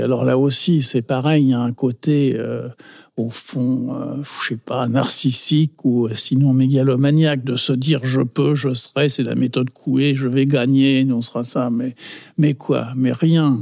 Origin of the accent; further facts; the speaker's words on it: Paris, Île-de-France, France; si on me demande euh, d'où je suis, euh, ça ne me vient jamais à l'idée de dire je suis français. Je dis toujours je suis du 20e.